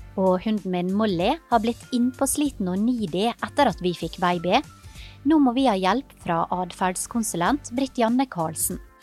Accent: Ålesund, Møre og Romsdal, Norway; moved away; Da er jeg på ferie i hjembyen min Ålesund

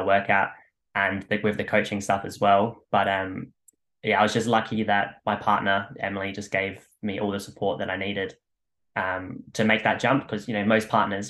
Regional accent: Australia; I'm from Australia

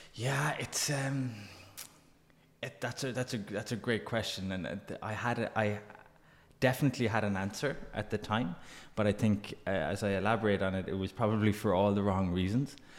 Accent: Glanmire, Munster, Ireland; also born or lived in Dungarvan; I grew up in Glanmire, went to school in, in, in Cork City

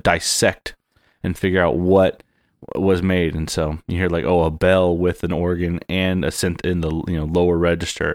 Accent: San Diego, California, United States; moved away as an adult; born and raised in San Diego

